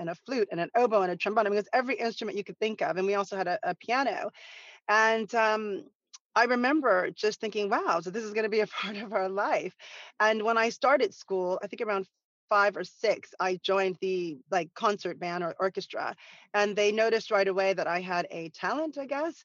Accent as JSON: {"language": "English", "town": "Santa Monica", "region": "California", "country": "United States", "tie": "born or raised there", "said": "growing up in Santa Monica"}